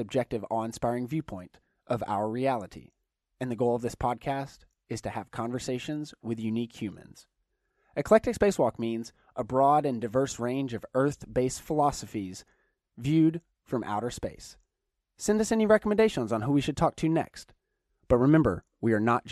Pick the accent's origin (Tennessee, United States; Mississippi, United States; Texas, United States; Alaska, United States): Tennessee, United States; Chattanooga; now in Los Angeles, United States; I'm originally from Chattanooga, Tennessee